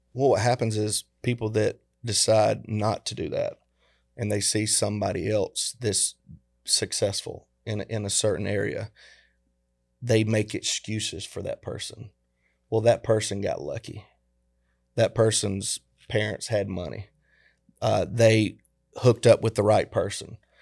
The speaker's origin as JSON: {"language": "English", "region": "the South", "country": "United States", "tie": "born or raised there", "said": "we grew up in the South"}